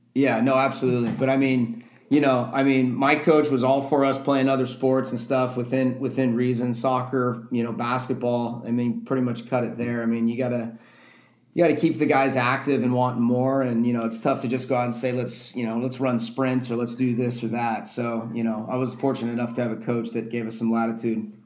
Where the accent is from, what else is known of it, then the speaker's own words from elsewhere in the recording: Southern California, United States; moved away as an adult; also born or lived in Tucson, Arizona; now in Los Angeles, United States; growing up in Southern California